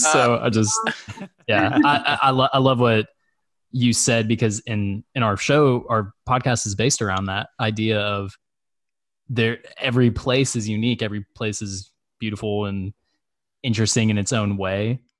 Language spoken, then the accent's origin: English; Arkansas, United States; I grew up in Arkansas. Like, this is amazing.